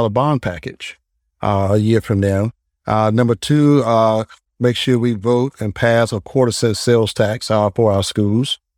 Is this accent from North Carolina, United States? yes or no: yes; Durham, North Carolina, United States; moved away as an adult; now in Greensboro, United States; I'm originally from Durham, uh, which is a very progressive uh, town, also